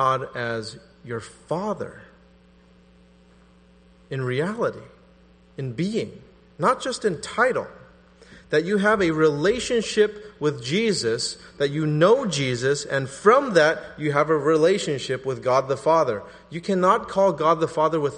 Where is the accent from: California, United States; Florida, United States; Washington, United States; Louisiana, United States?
California, United States; the Bay Area; I'm from the Bay Area